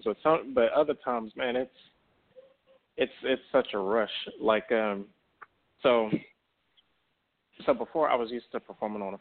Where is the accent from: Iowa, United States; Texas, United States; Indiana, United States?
Texas, United States; Dallas; accent: country drawl; I'm from Texas. You know, I'm from Dallas, so I got that country draw